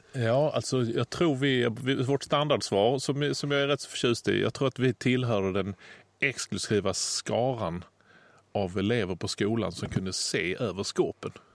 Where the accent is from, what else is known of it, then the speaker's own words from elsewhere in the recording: Lund, Skåne, Sweden; min hemstad Lund